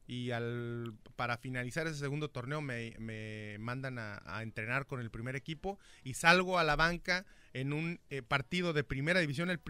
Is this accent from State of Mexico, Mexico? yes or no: no; Michoacán, Mexico; Michoacano, 100%. Ah, soy michoacano hasta el tope.